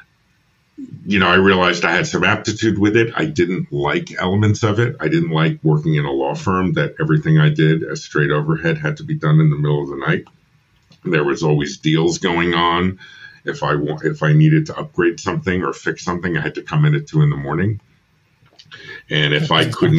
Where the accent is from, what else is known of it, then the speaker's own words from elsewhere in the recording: New York, United States; moved away as an adult; also born or lived in Philadelphia; I'm from New York originally. I came down to Temple to study film